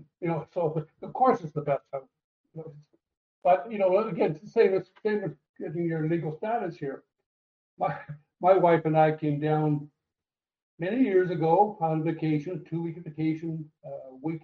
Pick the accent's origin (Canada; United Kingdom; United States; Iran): Canada; moved away as an adult; now in Costa Rica; I haven't been back to Canada, my home country, for now 23, 24 years